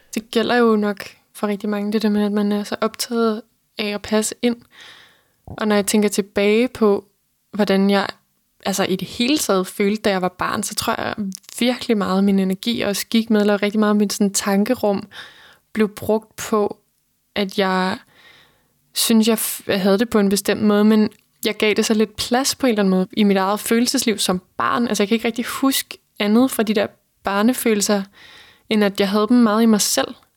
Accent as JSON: {"language": "Danish", "area": "between Holbæk and Roskilde", "region": "Zealand", "country": "Denmark", "tie": "born or raised there", "said": "jeg voksede op på Midtjylland, mellem Holbæk og Roskilde"}